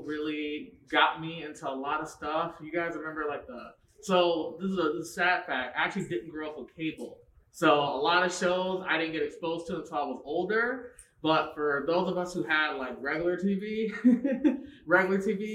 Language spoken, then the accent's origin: English; Southfield, Michigan, United States; We're both Michigan natives, born and raised. I grew up in Southfield